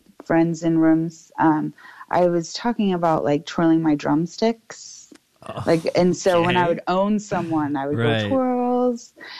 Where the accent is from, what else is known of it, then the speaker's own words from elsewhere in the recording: Atlanta, Georgia, United States; I'm from right outside of the city of Atlanta. And I've really been born and raised here. I love it here for the most part. And so when you're this close to, we call it the perimeter of Atlanta, you're not going to have that really Southern accent.